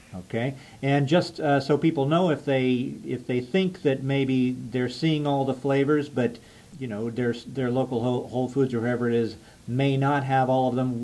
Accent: United States; as an American

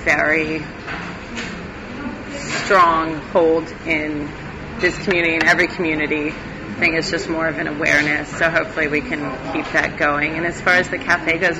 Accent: New York, United States; now in Key West, United States; I'm from New York originally

